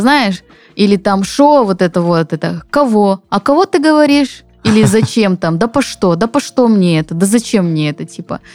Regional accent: Zabaykalsky Krai, Russia; moved away; как говорят у нас на родине, пойдем почи почаюем или почаюем

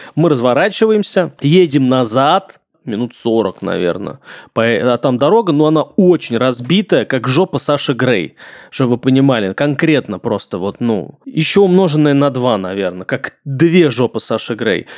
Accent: Engels, Saratov Oblast, Russia; now in Moscow, Russia; Я из Энгельса, Саратская область

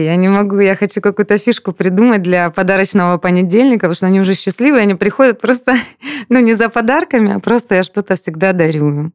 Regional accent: Anapa, Krasnodar Krai, Russia; now in Slavyansk-na-Kubani, Russia; Я вообще сама из Анапы

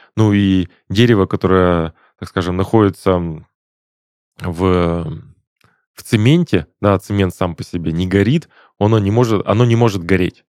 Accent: Perm, Perm Krai, Russia; now in Krasnodar, Russia; Я, в частности, из Перми, а там у нас был не автоклавного э, завод ячеистых бетонов

